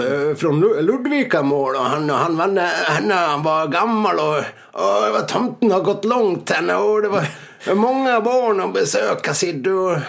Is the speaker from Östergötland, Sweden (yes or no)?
no; Saxdalen, Dalarna County, Sweden; inte hemma i Saxdalen